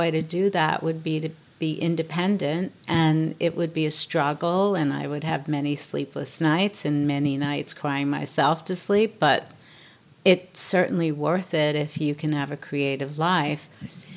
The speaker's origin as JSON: {"language": "English", "region": "New York", "country": "United States", "tie": "born or raised there", "said": "I'm born and raised in New York. I'm tough"}